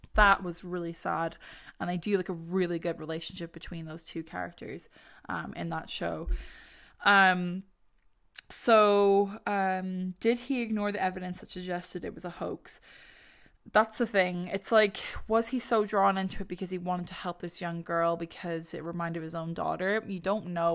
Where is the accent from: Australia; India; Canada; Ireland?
Ireland; As an Irish person, we love to put a few legs on our stories.